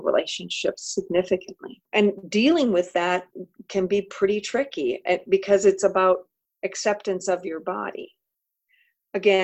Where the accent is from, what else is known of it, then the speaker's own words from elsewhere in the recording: Midwest, United States; also born or lived in Oregon; I'm a Midwesterner